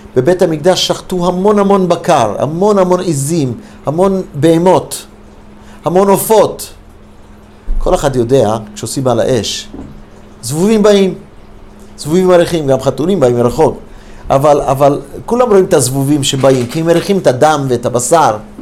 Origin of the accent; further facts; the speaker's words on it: United States; also born or lived in Detroit, Michigan, United States / Los Angeles, California, United States; now in Israel; הייתי ילד קטן, גדל, נולדתי בדטרויט, מישיגן. כילד, בכיתה, כמדומני ד', בלוס אנג'לס